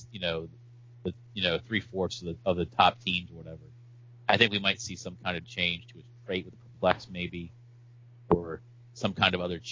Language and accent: English; Eastern Shore of Maryland, United States; also born or lived in South Carolina; I'm from the Eastern Shore of Maryland